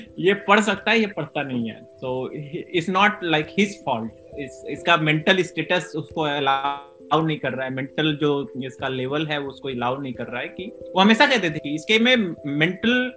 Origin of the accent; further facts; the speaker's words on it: Varanasi, Uttar Pradesh, India; also born or lived in Basni, Babatpur; वहाँ मेरा गांव है सोनबरसा वहाँ पे मेरी पैदाइश है